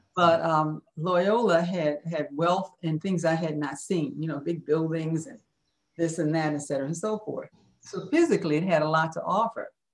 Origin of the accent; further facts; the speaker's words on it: Chicago, Illinois, United States; living on the west side of Chicago.